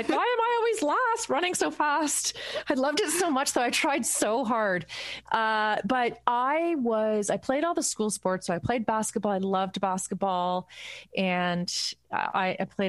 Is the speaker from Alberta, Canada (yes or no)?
no; Burlington, Ontario, Canada; I grew up in Burlington